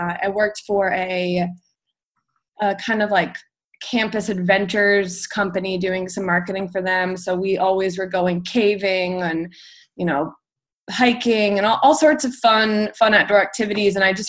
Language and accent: English; Delaware, United States; moved away as an adult; also born or lived in Virginia; I'm from Delaware, the small state on the East Coast. I just turned 27